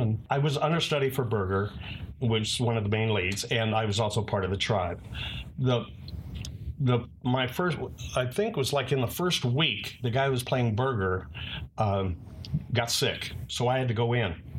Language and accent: English; Fresno, California, United States; born or raised there; moved away as an adult; also born or lived in Bay Area, California / Richmond, California